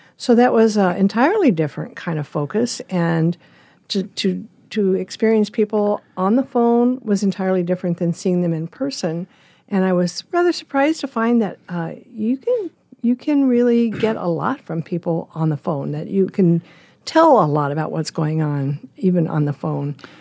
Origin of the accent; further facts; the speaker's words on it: Lincoln, Nebraska, United States; moved away as an adult; also born or lived in Colorado Springs / San Diego / Northern California; now in Omaha, United States; My parents moved to Lincoln when I was a baby, and I was raised there